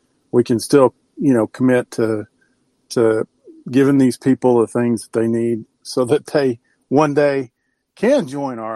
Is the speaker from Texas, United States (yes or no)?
yes; Texas, United States; I'm a Texan